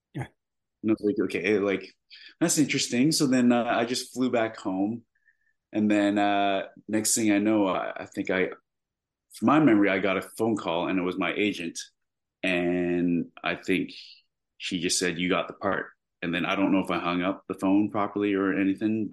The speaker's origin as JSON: {"language": "English", "country": "Canada", "said": "I am Canadian"}